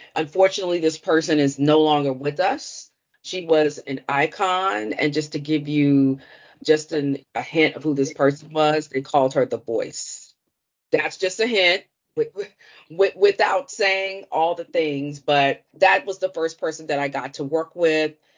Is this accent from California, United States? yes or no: no; Washington, District of Columbia, United States; growing up in Washington, D.C., I'm from the Chocolate City, the original Chocolate City.